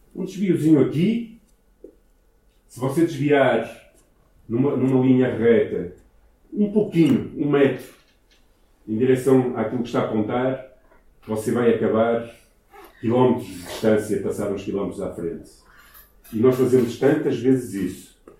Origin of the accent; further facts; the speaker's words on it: Ermesinde, Norte, Portugal; also born or lived in Brazil; eu nasci em Hermesina, nasci nesta cidade, ok? Na casa que era dos meus avós